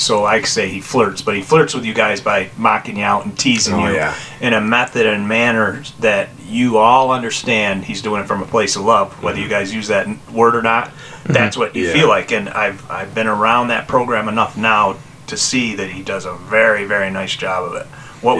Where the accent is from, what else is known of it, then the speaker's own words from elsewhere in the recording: Hilton, New York, United States; we didn't have the same team culture when I was growing up in Hilton